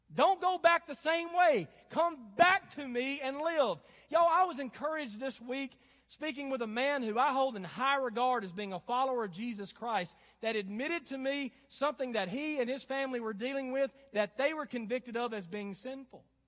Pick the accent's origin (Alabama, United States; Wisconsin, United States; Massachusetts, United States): Alabama, United States; North; Growing up in the South and North Alabama